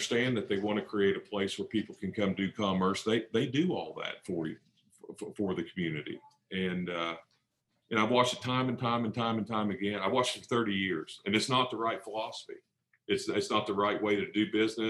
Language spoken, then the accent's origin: English; Fayetteville, Arkansas, United States; I'm from Fayetteville.